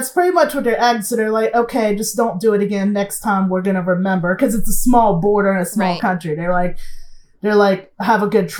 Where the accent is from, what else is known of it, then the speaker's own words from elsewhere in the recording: United States; moved away as an adult; everywhere I've been outside the U.S., they think I'm a white person just because I'm from the United States. But in my home country, my mother's white.